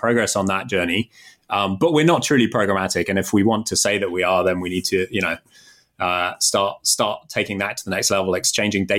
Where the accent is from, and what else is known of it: United Kingdom; moved away as an adult; now in Chicago, United States